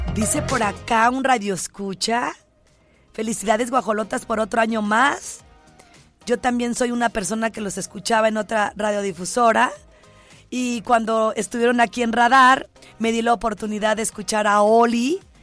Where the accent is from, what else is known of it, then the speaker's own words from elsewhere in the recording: Ciudad Guzmán, Jalisco, Mexico; el lugar donde yo nací